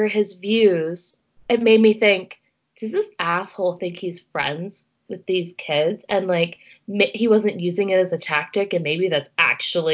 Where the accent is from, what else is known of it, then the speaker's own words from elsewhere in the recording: Ontario, Canada; at my high school, we would get the boys from the States or from other places in Ontario